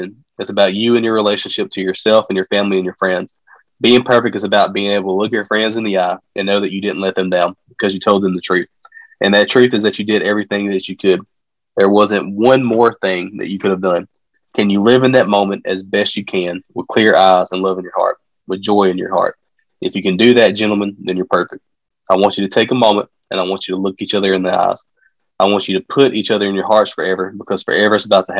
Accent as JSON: {"language": "English", "town": "Mantachie", "region": "Mississippi", "country": "United States", "said": "we're from Mantachie, and this is a very, very small town."}